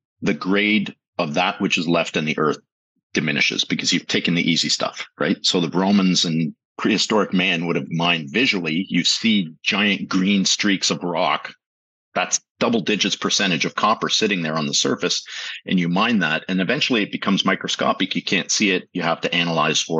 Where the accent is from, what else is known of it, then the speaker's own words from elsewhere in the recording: Toronto, Ontario, Canada; also born or lived in Strasbourg / Montreal; I grew up in the East End of Toronto in Scarborough